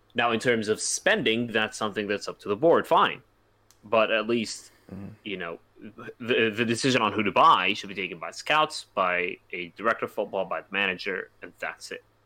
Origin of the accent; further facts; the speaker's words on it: United States; I'm an American